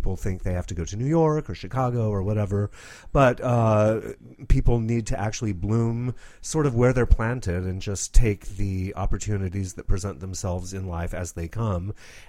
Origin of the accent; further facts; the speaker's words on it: Rome, Lazio, Italy; I was raised in Rome, Italy, where my parents, who are evangelists, had a Protestant church in the shadow of the Vatican.